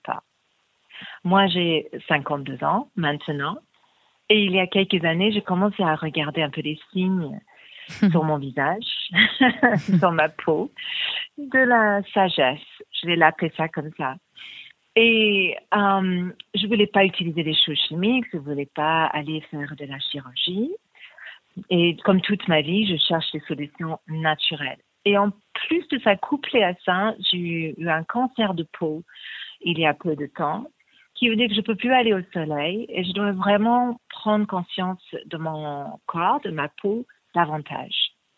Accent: England, United Kingdom; moved away; Je suis anglaise d'origine

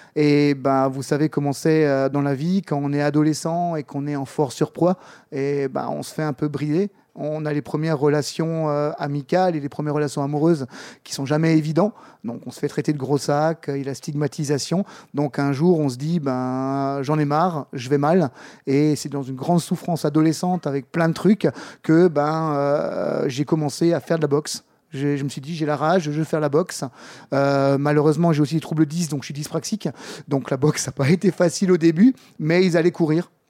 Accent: Strasbourg, Grand Est, France; j'ai coaché pendant 10 ans en tant que coach MMA dans un club euh, chez nous à Strasbourg

